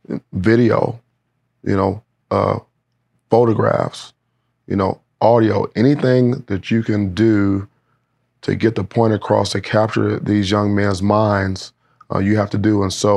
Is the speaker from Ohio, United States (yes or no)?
yes; Cleveland, Ohio, United States; also born or lived in Wisconsin; you know, I'm from Cleveland. I went to Wisconsin. You know, I'm a Big Ten guy